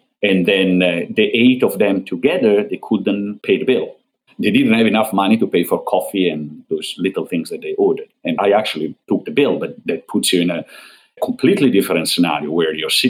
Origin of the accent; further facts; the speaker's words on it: northern Italy, Italy; I come from North Italy